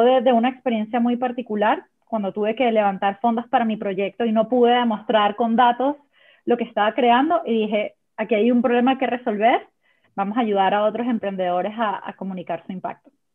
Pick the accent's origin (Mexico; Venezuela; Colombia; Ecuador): Venezuela; now in Chile; yo soy venezolana, pero estoy viviendo en Chile